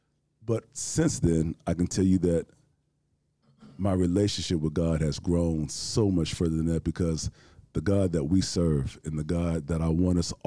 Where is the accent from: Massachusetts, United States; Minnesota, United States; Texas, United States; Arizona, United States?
Texas, United States; Houston; I'm born and raised here from Houston, Texas